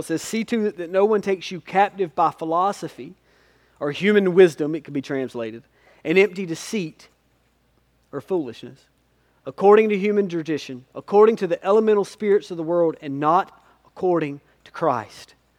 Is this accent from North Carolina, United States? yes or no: yes; Spivey's Corner, North Carolina, United States; I grew up in Spivey's Corner.